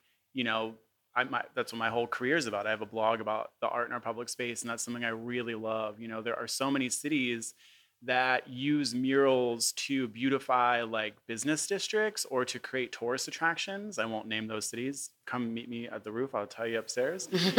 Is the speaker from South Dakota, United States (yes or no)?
no; Philadelphia, Pennsylvania, United States; I grew up in Fishtown, not too far from here. I went to Adair Elementary and then Central. And then Central kicked me out. And so I graduated from Kensington.